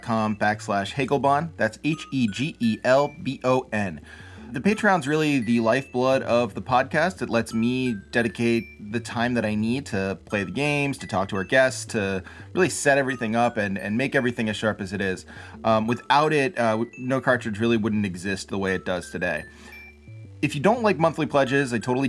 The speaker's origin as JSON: {"language": "English", "country": "United States", "said": "I'm from America"}